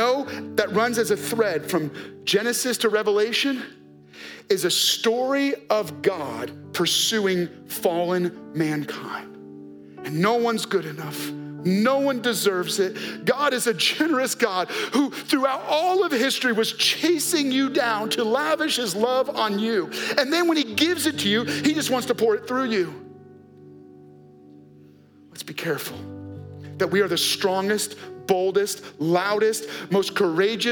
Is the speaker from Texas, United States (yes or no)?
no; New York, United States; because we're from New York, we have four locks on our door.